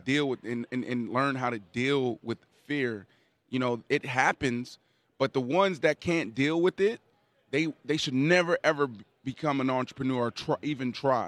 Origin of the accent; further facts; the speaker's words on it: Pittsburgh, Pennsylvania, United States; I grew up in Pittsburgh, Pennsylvania.